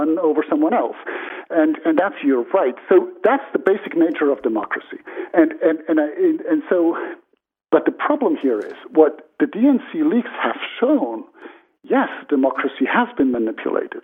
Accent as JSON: {"language": "English", "country": "Switzerland", "said": "I'm from a democratic country, Switzerland"}